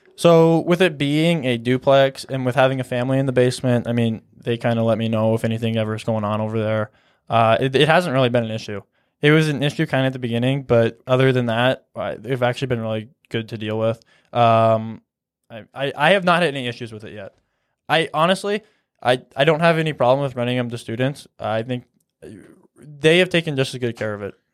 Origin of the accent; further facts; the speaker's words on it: Columbus, Nebraska, United States; also born or lived in Kearney, Nebraska; I'm from Columbus, Nebraska.